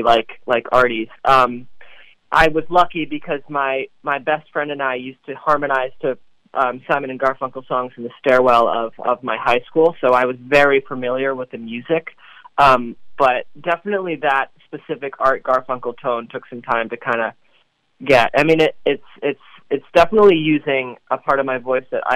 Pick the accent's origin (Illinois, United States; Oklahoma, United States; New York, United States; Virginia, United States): New York, United States; New York City; I was born and raised in Brooklyn